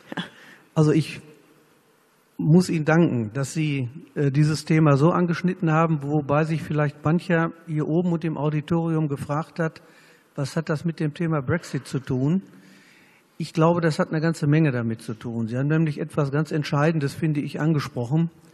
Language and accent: German; Germany; wir als Deutsche